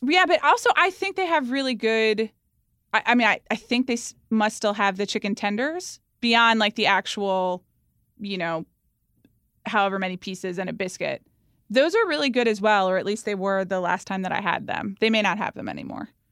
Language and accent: English; Atlanta, Georgia, United States; moved away; also born or lived in New York; growing up in Atlanta, Georgia